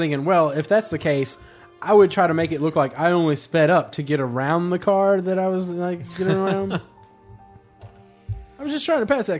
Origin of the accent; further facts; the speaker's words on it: United Kingdom; I'm fucking British, and I listen to another podcast, so they must know what they're talking about.